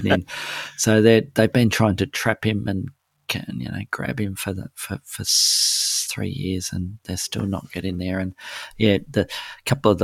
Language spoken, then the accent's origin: English; Melbourne, Victoria, Australia; my hometown of Melbourne